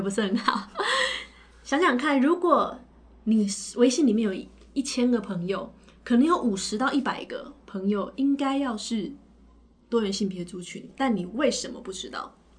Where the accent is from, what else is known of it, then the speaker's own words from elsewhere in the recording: Taiwan; 我是台湾，来自台湾的心理咨询师，然后也是，呃，美国认证的职涯发展师。那我本科跟硕士都是念台湾师范大学的心理咨询专业